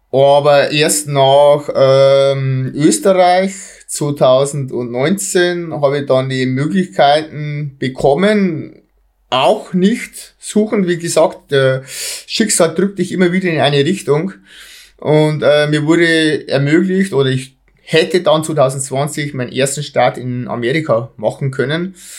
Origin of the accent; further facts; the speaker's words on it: Bavaria, Germany; Bei uns in Bayern